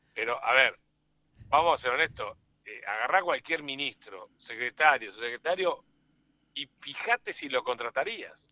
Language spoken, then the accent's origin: Spanish; Argentina